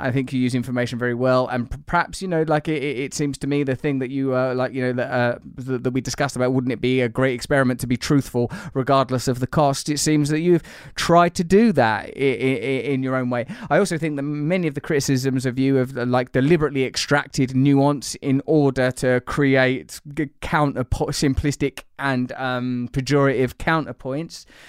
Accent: England, United Kingdom; as an English person

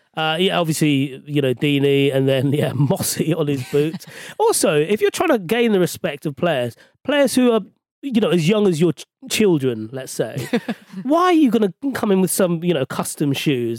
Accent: London, United Kingdom; I'm a West London boy. So I was born and raised in Ealing

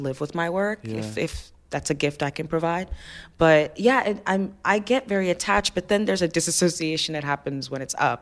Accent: Alabama, United States; also born or lived in Ife, Nigeria; I was in Alabama

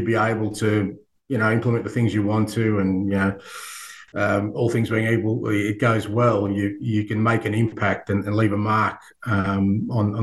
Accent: Australia; I grew up in Australia where we love sport

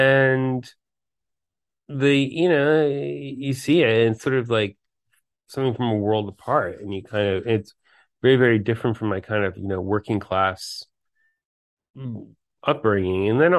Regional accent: New York City, New York, United States; I grew up in New York City

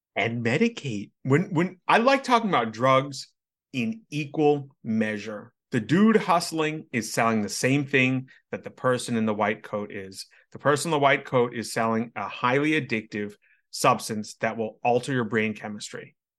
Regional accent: United States

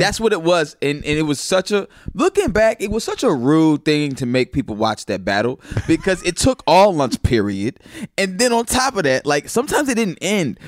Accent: Naperville, Illinois, United States; also born or lived in St. Louis, Missouri / Mississippi; we moved to the suburbs of Chicago, uh, Naperville and Aurora

